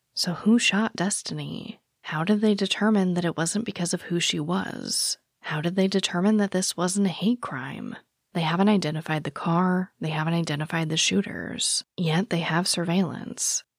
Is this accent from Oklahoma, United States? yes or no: no; Phoenix, Arizona, United States; I was born and raised in Phoenix